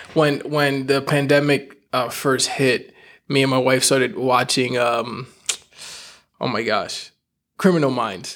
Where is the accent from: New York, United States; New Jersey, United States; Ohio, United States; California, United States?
New York, United States; I'm from New York